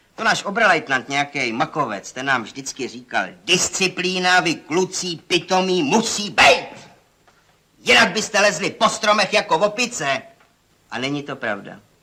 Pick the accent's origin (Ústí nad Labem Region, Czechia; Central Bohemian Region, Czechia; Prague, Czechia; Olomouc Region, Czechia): Olomouc Region, Czechia; Šumperk; moved away as an adult; also born or lived in Plzeň / Pardubice; Narodil jsem se tady vlastně, že v mládeží jsem tady prošel